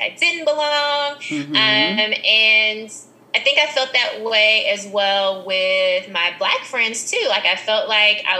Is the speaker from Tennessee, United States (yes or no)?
yes; Memphis, Tennessee, United States; growing up in Memphis